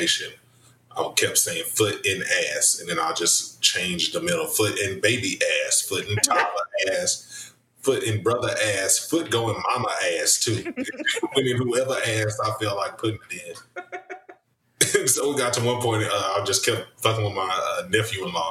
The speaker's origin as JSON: {"language": "English", "region": "the South", "country": "United States", "said": "I'm very Southern. I grew up in the Baptist church."}